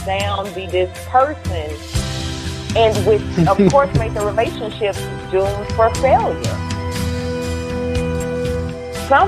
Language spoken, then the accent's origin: English; Louisiana, United States; I'm from Louisiana